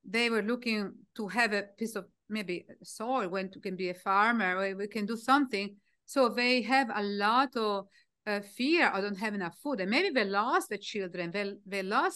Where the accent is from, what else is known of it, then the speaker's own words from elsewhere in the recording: Italy; English is a second language; moved away as an adult; I was from Italy